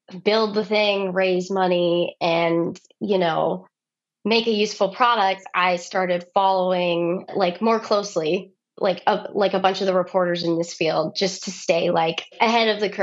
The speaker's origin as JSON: {"language": "English", "region": "Texas", "country": "United States", "said": "I'm from Texas"}